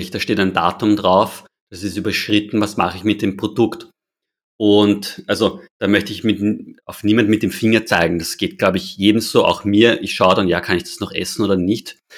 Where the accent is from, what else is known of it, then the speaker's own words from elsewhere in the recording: Austria; Wir schmeißen leider als Österreicher und Österreicherinnen relativ viele Lebensmittel in den Müll.